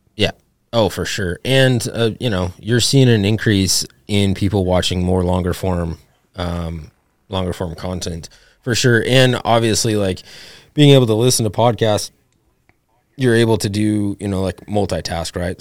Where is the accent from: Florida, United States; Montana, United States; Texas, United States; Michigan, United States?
Montana, United States; Ovando; now in Oregon, United States; I grew up in Ovando